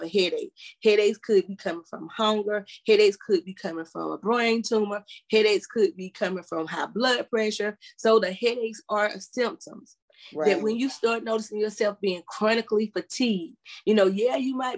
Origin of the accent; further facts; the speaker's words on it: South Carolina, United States; even the doctors in my hometown, majority of the people in that South Carolina, in that small area